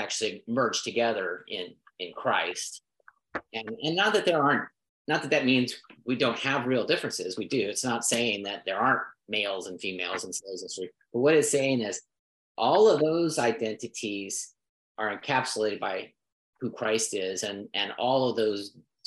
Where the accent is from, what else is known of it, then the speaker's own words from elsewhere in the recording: United States; I was born in America. That makes me an American citizen